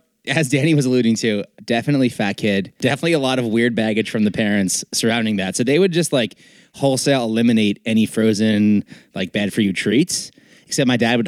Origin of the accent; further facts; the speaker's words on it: New York, United States; moved away; I grew up in New York